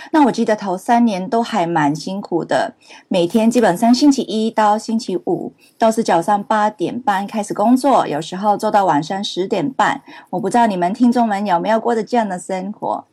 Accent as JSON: {"language": "Chinese", "country": "Hong Kong", "tie": "born or raised there", "also_born_or_lived": "Canada", "second_language": "Chinese", "moved": "yes", "said": "我是香港出生，然后在加拿大读书"}